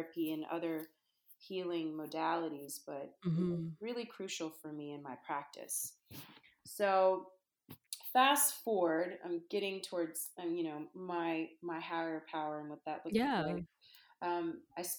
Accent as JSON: {"language": "English", "town": "Charlotte", "region": "North Carolina", "country": "United States", "tie": "born or raised there", "also_born_or_lived": "Copenhagen, Denmark", "moved": "yes", "lives_now": "Brooklyn, New York, United States", "said": "growing up in the South, you know, I was raised in North Carolina"}